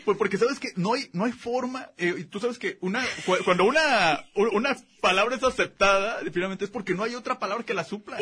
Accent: Guadalajara, Jalisco, Mexico; also born or lived in Zapopan; nací en Guadalajara, vivo en Benjamin

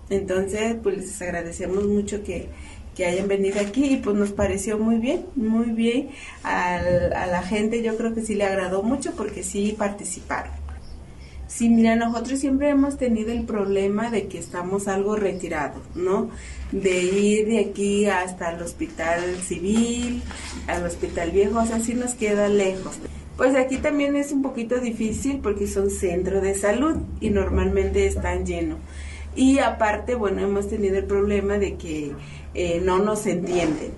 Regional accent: Mexico; now in Tonalá, Mexico; casi la mayoría de los que vivimos aquí somos mixtecos de San Andrés

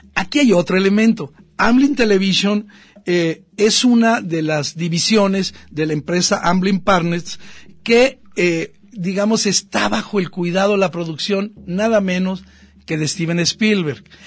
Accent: Mexico

